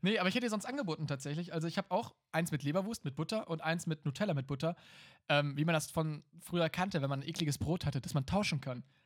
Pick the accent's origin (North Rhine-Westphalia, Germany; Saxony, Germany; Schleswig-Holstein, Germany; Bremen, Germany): North Rhine-Westphalia, Germany; Emsdetten; auf die katholische Grundschule in Emstetten. Da wurde ich äh, mal bestens betreut und äh, nachher auf, auf das katholische Gymnasium